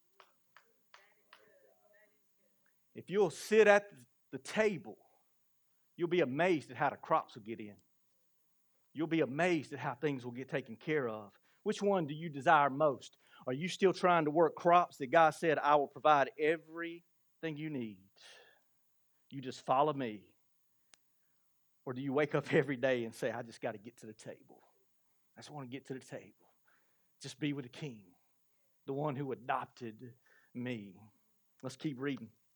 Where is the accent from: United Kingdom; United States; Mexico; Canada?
United States; Blackstock, South Carolina; Grew up in Blackstock and moved to a big city